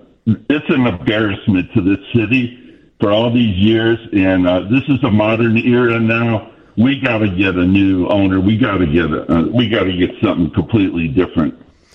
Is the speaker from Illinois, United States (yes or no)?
yes; Des Plaines, Illinois, United States; now in Arizona, United States; And I grew up in Des Plaines with the McCaskey boys.